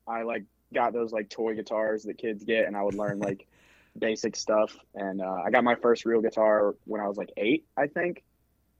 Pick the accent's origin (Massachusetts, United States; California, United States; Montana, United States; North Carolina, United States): North Carolina, United States; Wilson; also born or lived in Greensboro, North Carolina; I was born in Wilson, which is like 15, 20 minutes away from where I live, and I've lived in the same house pretty much since I was born, other than when I went to college